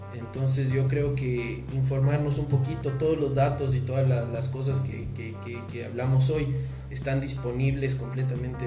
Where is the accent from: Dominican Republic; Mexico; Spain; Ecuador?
Ecuador; nosotros los ecuatorianos nos caracterizamos por ser gente trabajadora